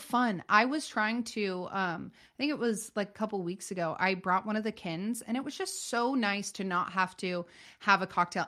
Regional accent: Northern California, United States; born and raised in Northern California

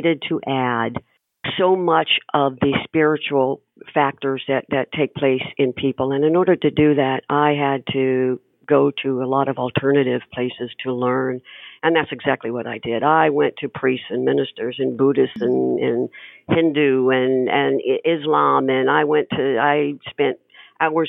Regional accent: Panama City, Florida, United States; I was born in Panama City, you know, right then in Florida

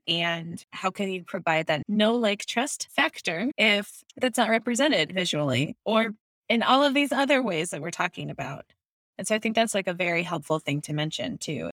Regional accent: Minnesota, United States; I am a Minnesotan, but my family says y'all

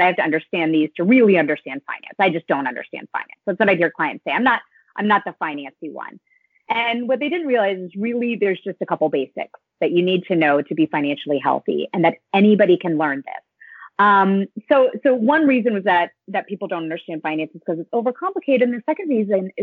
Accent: North Carolina, United States; now in Westchester, United States; I live in Westchester, New York. I'm from North Carolina

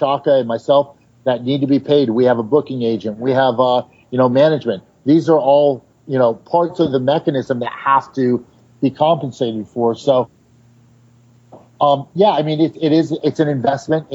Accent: New York, United States; I grew up in the East Village

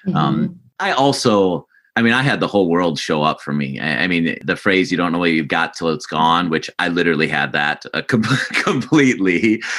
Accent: South Dakota, United States; I grew up in South Dakota as well.

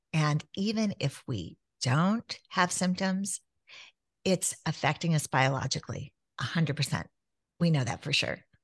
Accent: Southern California, United States; growing up in Southern California where you could hit the beach in an hour

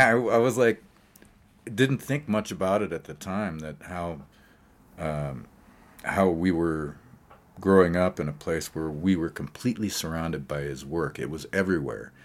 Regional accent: Great Falls, Montana, United States; now in Colorado, United States; When I was a child, uh, growing up in Great Falls, Montana, uh, in the seventies, I guess, is when we arrived there, maybe seventy-five or so

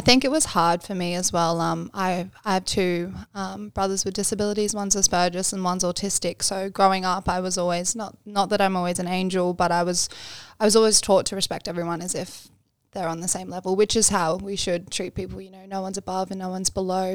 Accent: Bribie Island, Queensland, Australia; also born or lived in Canberra / Braidwood; now in Sunshine Coast, Australia; we moved to Bribey Island, which is where I grew up, um, when, when I was quite young

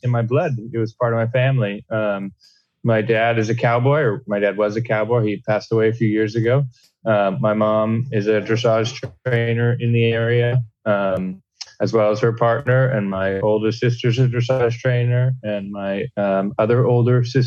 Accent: Duvall, Washington, United States; I'm in my home and my hometown

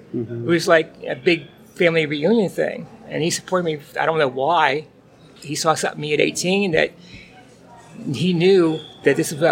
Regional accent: Pittsburgh, Pennsylvania, United States; I'm from Pittsburgh

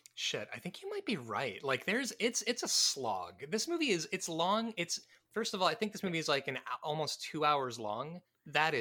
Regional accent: Midwest, United States; moved away; also born or lived in Tennessee; I grew up in the Midwest

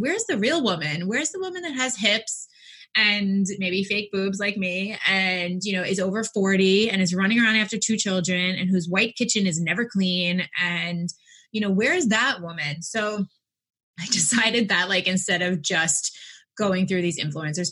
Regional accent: New York, United States; I'm from New York

